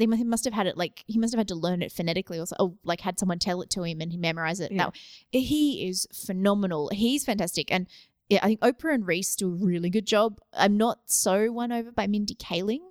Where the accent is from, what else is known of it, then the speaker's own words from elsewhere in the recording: Australia; I grew up in Australia